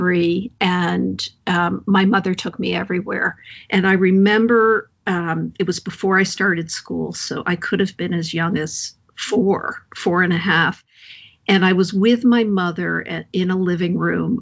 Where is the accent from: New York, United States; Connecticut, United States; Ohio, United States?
Connecticut, United States; Hartford; moved away as an adult; also born or lived in San Francisco; I grew up around the Hartford area in a couple different towns.